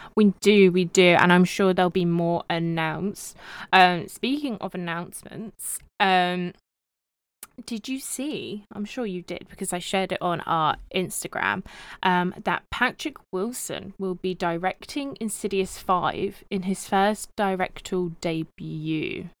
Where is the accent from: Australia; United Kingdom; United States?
United Kingdom; I'm your British co-host